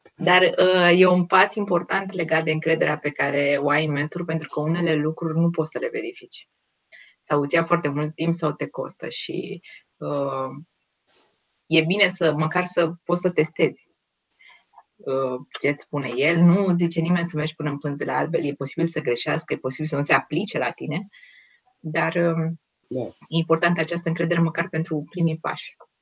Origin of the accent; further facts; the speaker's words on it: Romania; noi ca și români